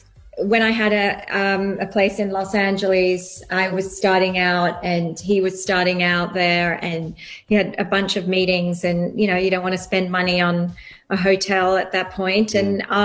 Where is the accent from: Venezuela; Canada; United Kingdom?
United Kingdom; England; also born or lived in Australia; now in United States; I have grown up in England, lived in Australia, and now a long time in America, and I do find my accent goes all over the place.